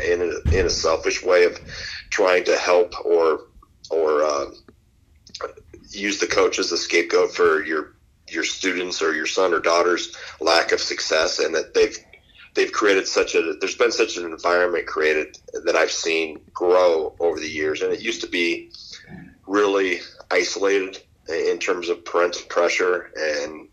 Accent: Wisconsin, United States; I grew up in Wisconsin.

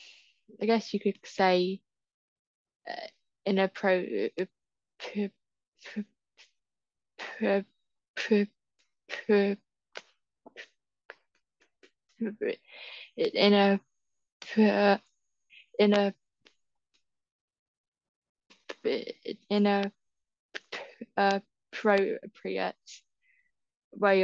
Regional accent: Southampton, South East England, United Kingdom; I'm from Southampton

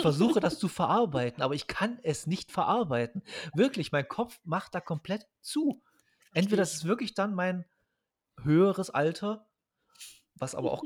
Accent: East Germany, Germany; Als Ostdeutscher

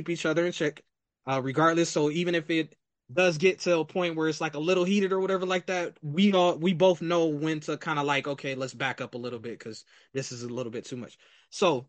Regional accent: Akron, Ohio, United States; we are both from Akron, Ohio

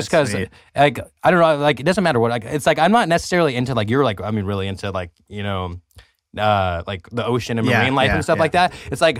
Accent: California, United States; maybe I'm from the Central Valley and it's from the Central Valley that maybe that's why.

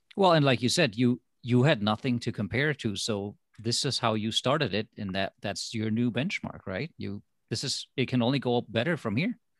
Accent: Germany; moved away as an adult; also born or lived in Minnesota, United States; now in United States; I am from Germany. So for me, going to college, well, that was the reason to come to America

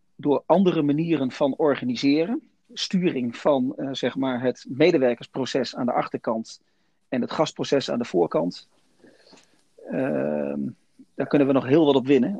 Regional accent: Netherlands; wij als Nederlanders

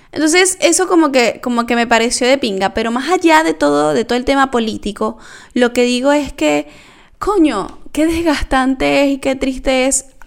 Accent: Venezuela; now in Argentina; todo lo que hemos vivido los venezolanos

